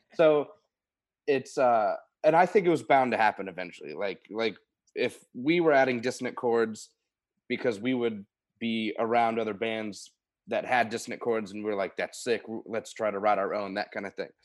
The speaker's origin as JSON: {"language": "English", "area": "Oldham County", "region": "Kentucky", "country": "United States", "also_born_or_lived": "Louisville, Kentucky", "said": "I'm from Louisville, Kentucky, Oldham County, Kentucky originally"}